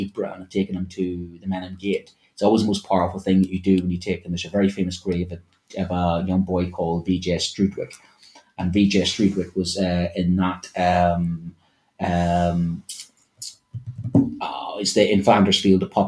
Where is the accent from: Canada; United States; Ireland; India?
Ireland; me as an Irishman